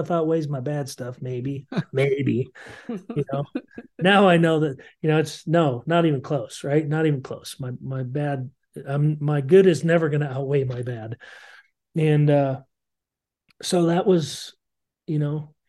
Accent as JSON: {"language": "English", "region": "Montana", "country": "United States", "tie": "born or raised there", "also_born_or_lived": "Iowa", "moved": "yes", "said": "growing up in Montana."}